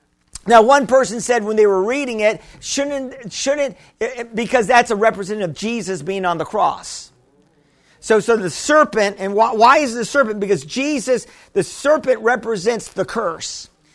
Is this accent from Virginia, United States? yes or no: no; Missouri, United States; Well, I'm from Missouri. You got to show me, you know.